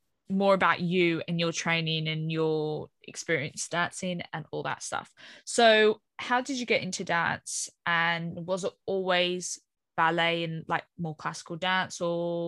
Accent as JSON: {"language": "English", "country": "Australia", "tie": "born or raised there", "moved": "yes", "lives_now": "United Kingdom", "said": "I grew up in Australia"}